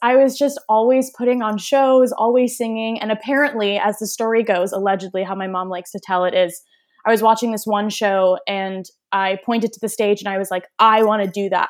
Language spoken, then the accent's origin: English; Waltham, Massachusetts, United States; moved away; also born or lived in Toronto, Canada; i grew up in waltham massachusetts so like right outside of boston